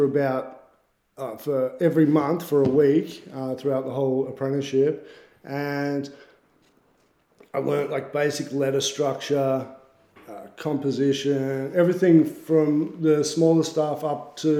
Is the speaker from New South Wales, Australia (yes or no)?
no; Bendigo, Victoria, Australia; now in Melbourne, Australia; I grew up in Bendigo, actually, which is like country Victoria.